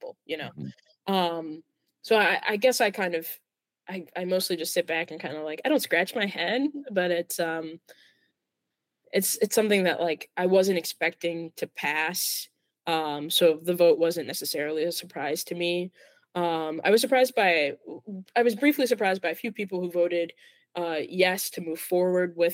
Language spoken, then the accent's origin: English; Plainfield, Illinois, United States; now in Chicago, United States; It's a burb. It's a burb. Plainfield.